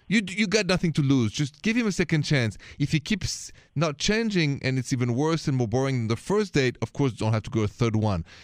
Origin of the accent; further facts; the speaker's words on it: France; accent: French; my accent is French